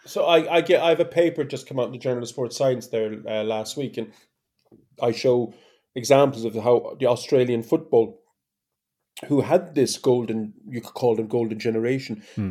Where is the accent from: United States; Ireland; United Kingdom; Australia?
Ireland; as an Irishman